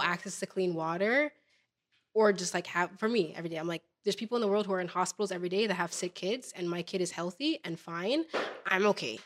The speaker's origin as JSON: {"language": "English", "town": "Toronto", "region": "Ontario", "country": "Canada", "said": "the same borough that I was from"}